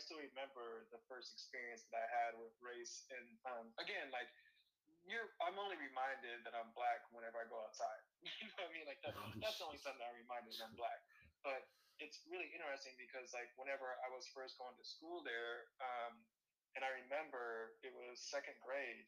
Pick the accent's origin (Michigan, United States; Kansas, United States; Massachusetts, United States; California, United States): Kansas, United States; Topeka; now in Seattle, United States; in Topeka, where I'm from